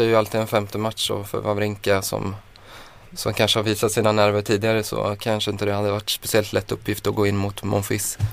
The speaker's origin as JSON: {"language": "Swedish", "area": "Skaraborg", "region": "Västra Götaland", "country": "Sweden", "said": "Jag är från Skaraborg"}